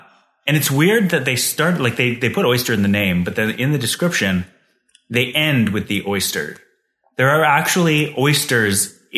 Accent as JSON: {"language": "English", "town": "Calgary", "region": "Alberta", "country": "Canada", "said": "I'm from Calgary."}